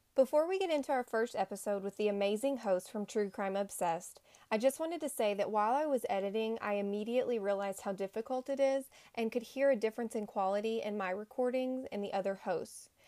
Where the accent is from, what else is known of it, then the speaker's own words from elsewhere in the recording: East Tennessee, United States; I'm from East Tennessee, like country